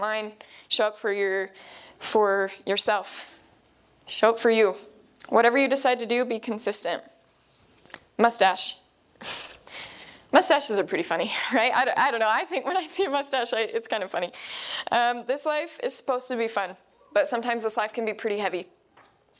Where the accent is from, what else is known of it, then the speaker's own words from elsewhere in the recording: Idaho, United States; we're from the Spud State of Idaho